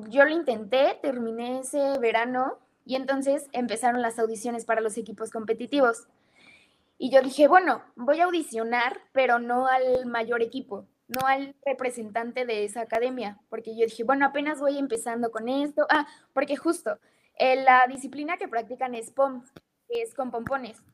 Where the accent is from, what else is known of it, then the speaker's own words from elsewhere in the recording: Mexico; also born or lived in United States; me regresé para México. O sea, el objetivo era que yo naciera allá